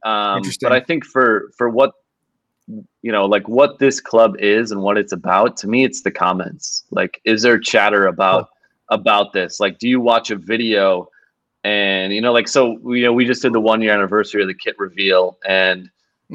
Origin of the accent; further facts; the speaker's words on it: Milwaukee, Wisconsin, United States; moved away; my hometown Milwaukee Brewers